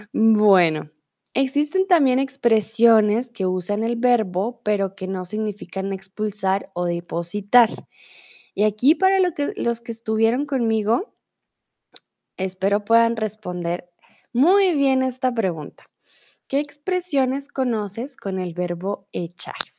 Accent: Colombia; also born or lived in Mexico; now in Germany; yo soy de Colombia, vivo comúnmente en Alemania y ahora estoy en México

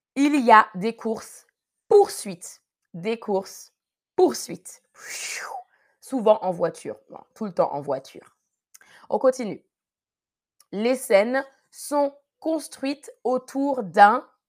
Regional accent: Paris region, Île-de-France, France; je ne suis pas née en Guadeloupe, non, je suis née en France, en région parisienne.

